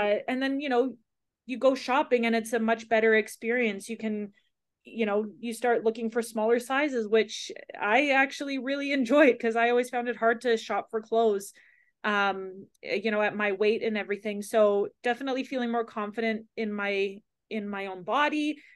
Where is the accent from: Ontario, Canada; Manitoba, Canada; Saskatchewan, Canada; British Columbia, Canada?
Ontario, Canada; moved away; I grew up in Ontario